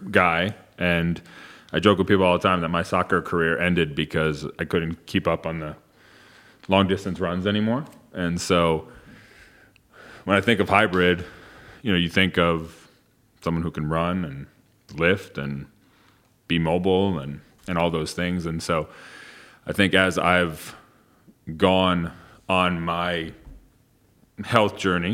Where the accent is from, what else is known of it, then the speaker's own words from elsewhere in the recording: New York, United States; I grew up in New York, right outside New York City